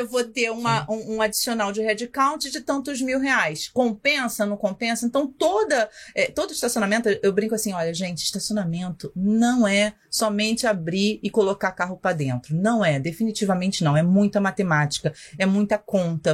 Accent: Rio de Janeiro, Brazil; accent: carioca; eu sou do Rio

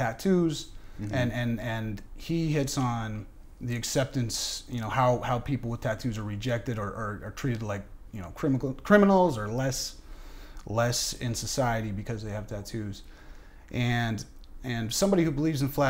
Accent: United States; I was, born in America. I'm American

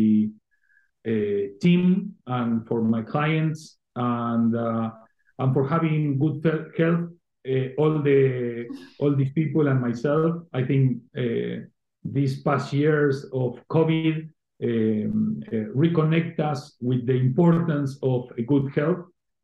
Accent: Argentina; now in Spain; I was originally born and raised in Argentina

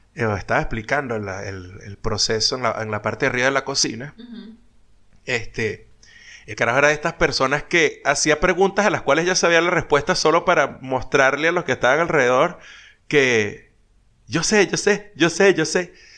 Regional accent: Venezuela; montón de compatriotas de uno, este, venezolanos

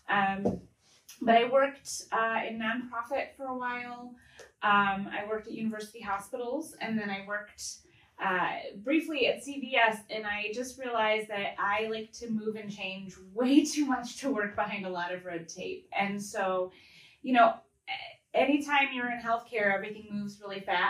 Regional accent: Mentor, Ohio, United States; also born or lived in Painesville, Ohio / Knoxville, Tennessee; I grew up in Painesville and Mentor

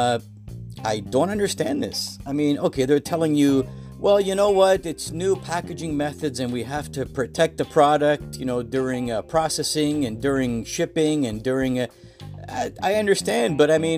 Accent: Toronto, Ontario, Canada; I'm from the Toronto, Canada area.

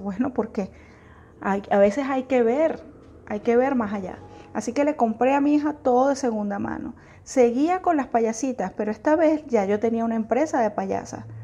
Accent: Venezuela; yo soy venezolana

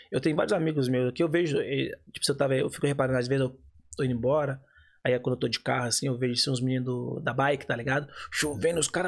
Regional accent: Minas Gerais, Brazil; Sou de Minas

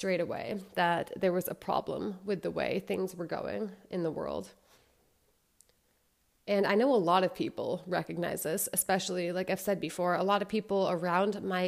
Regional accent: United States; I'm from the States

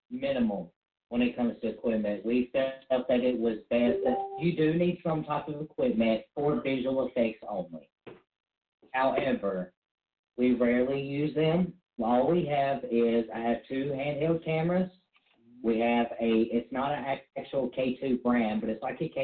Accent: the South, United States; accent: Southern drawl; it was my accent, dude.

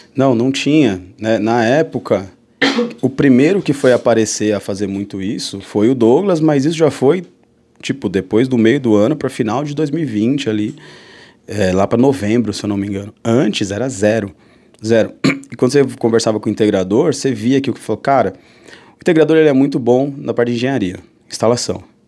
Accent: São Paulo, Brazil; moved away as an adult; also born or lived in Fortaleza / Mossoró; sou daqui de São Paulo

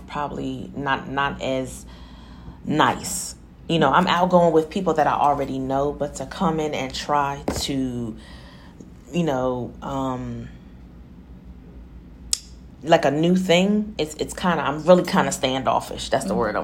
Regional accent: New Jersey, United States; I'm from Jersey. I was born and raised in New Jersey

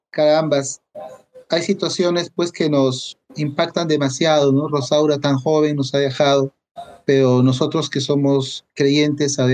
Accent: Peru; Es algo que como quisiera que se haga en mi país, ¿no? Y lo he mencionado varias veces en charlas, lo he comentado muchas veces, pero no, no se oye padre todavía, ¿no? Parece que el niño en el Perú no es un este no es una prioridad.

